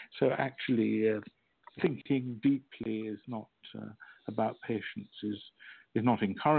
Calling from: France; I'm in France at the moment.

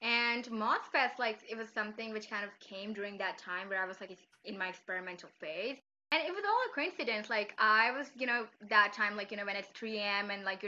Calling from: Islamabad, Islamabad Capital Territory, Pakistan; I'm speaking from Islamabad, Pakistan.

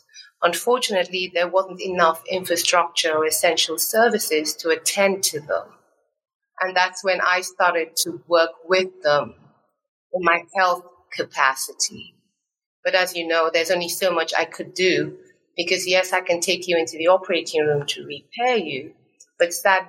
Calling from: Lagos, Nigeria; And yes, I am dialing in from Lagos, Nigeria, which is on the African continent.

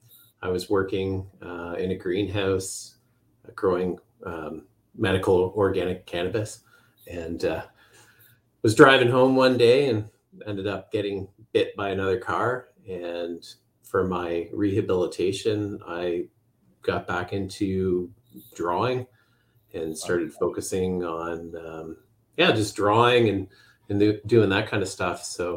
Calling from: Ontario, Canada; I'm up in just west of Toronto in Ontario.

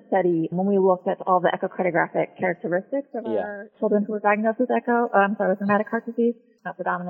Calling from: Washington, District of Columbia, United States; So I'm calling from Children's National Medical Center in Washington, D.C.

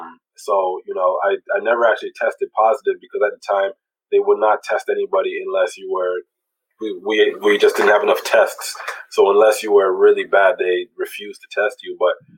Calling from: Toronto, Ontario, Canada; Yeah, I'm calling from Toronto.

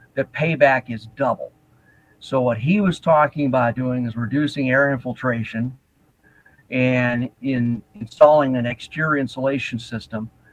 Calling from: Fort Dodge, Iowa, United States; I'm calling from Fort Dodge, Iowa

